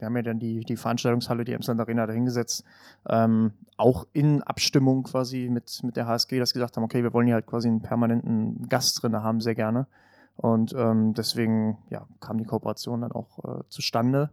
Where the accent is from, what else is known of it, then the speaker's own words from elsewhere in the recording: Finsterwalde, Brandenburg, Germany; die Heimatstadt, also Finsterwalde, heißt Sängerstadt tatsächlich